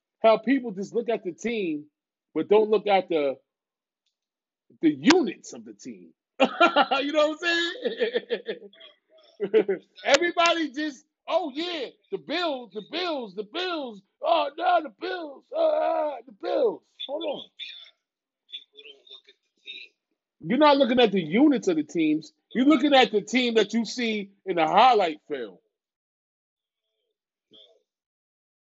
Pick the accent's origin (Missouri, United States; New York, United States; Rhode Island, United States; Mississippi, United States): New York, United States; I'm from New York